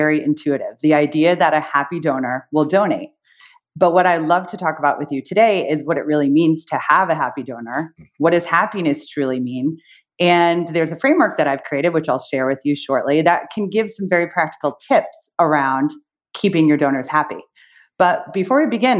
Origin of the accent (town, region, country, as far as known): United States; also born or lived in United Kingdom